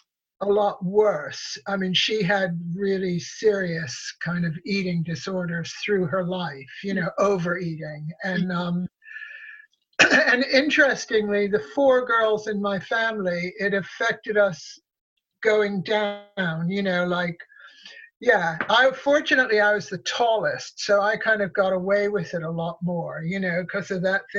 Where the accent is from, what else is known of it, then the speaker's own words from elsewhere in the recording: Connecticut, United States; also born or lived in New York; I was born in New York, and then after I was born, my parents moved to Connecticut